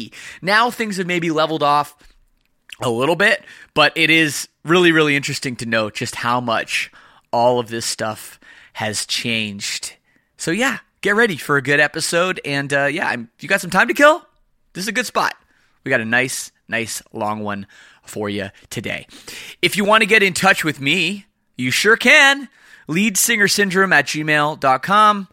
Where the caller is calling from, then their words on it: Windsor, Ontario, Canada; I am calling you from Windsor, Ontario, which is just outside Detroit.